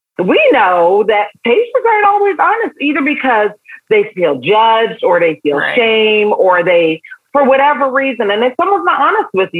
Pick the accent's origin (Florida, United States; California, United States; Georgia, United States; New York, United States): New York, United States; New York City; born or raised there; also born or lived in Barbados